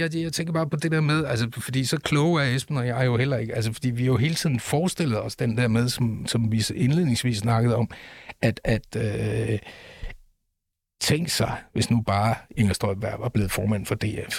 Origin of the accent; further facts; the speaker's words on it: Aalborg, North Denmark Region, Denmark; Jeg er født i Aalborg